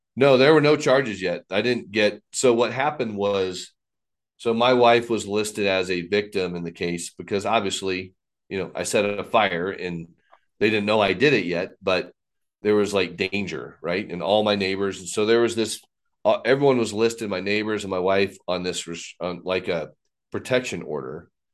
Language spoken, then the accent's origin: English; Texas, United States; also born or lived in Fort Wayne, Indiana, United States; growing up in Indiana, moved to Texas in fourth grade